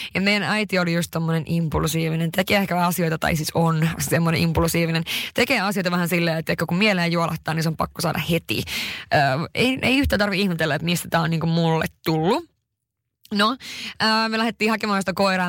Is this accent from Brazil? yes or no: no; Haparanda, Norrbotten County, Sweden; Mä oon syntynyt tosiaan 91 Haaparannassa